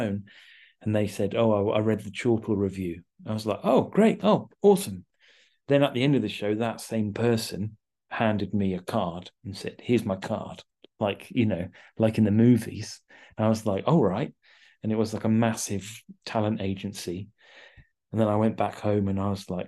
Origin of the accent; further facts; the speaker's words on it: Horsham, South East England, United Kingdom; moved away; also born or lived in London / Chichester; I'm from Horsham in West Sussex